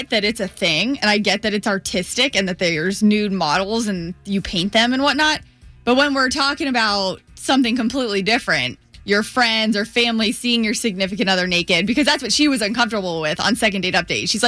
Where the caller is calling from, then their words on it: Titusville, Florida, United States; I'm calling from Titusville.